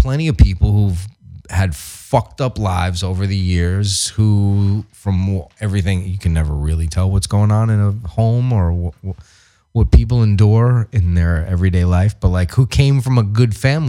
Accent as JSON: {"language": "English", "region": "New York", "country": "United States", "tie": "born or raised there", "moved": "yes", "lives_now": "Los Angeles, United States", "said": "I grew up in New York"}